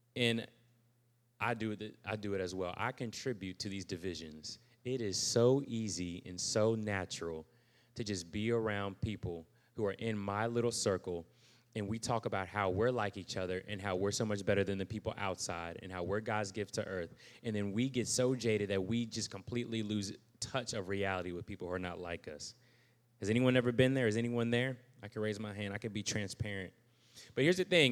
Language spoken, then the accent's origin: English; United States; I'm still an American